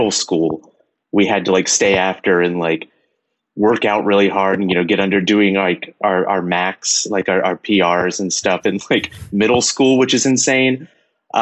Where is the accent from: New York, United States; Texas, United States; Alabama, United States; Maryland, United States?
Texas, United States; now in Los Angeles, United States; I grew up in Texas